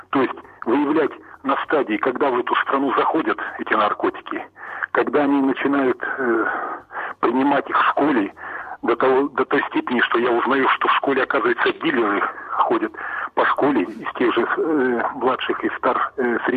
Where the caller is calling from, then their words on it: Volgograd, Volgograd Oblast, Russia; я вам звоню из Волгограда